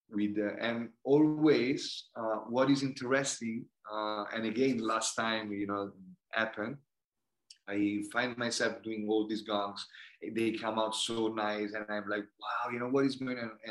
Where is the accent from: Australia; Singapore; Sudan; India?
India; English is a second language; I personally, I grew up in going in India, and I saw how the karma work and how the energy of the universe canalized sometime.